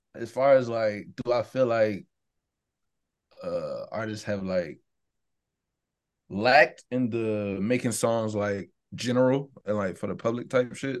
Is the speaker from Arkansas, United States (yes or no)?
no; Savannah, Georgia, United States; I'm from the South